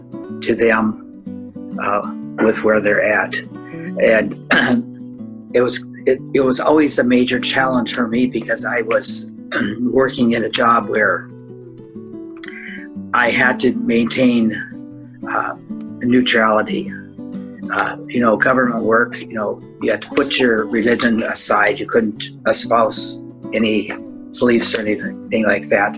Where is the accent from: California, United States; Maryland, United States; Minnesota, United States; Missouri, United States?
Minnesota, United States; moved away as an adult; now in Gainesville, United States; where I grew up in Minnesota was a Catholic community